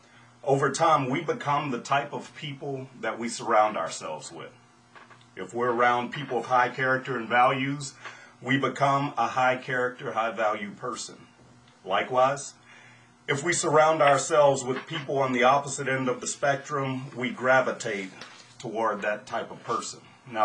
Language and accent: English; Louisiana, United States; but I was born and raised in South Louisiana. Now, to most people, I have no accent.